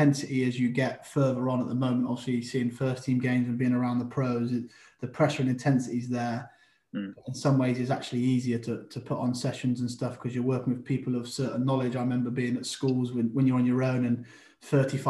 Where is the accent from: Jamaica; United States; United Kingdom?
United Kingdom; Oxford, South East England; also born or lived in Florence Park, Oxford; I grew up in Wolvercote first. That was me first family home. From there, moved over to Florence Park.